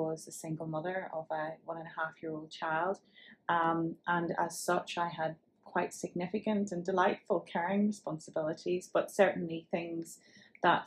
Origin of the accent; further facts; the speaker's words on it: Northern Ireland, United Kingdom; given from my accent. You can tell I hail from Northern Ireland